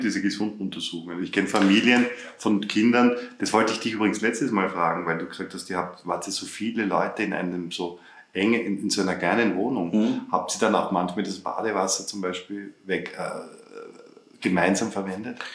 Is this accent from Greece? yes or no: no; Upper Austria, Austria; also born or lived in Vienna; ich in Oberösterreich aufgewachsen bin